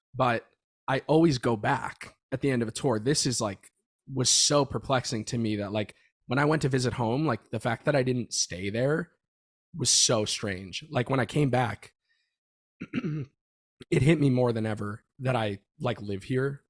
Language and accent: English; Florida, United States; moved away as an adult; now in Los Angeles, United States; Growing up in Florida was cool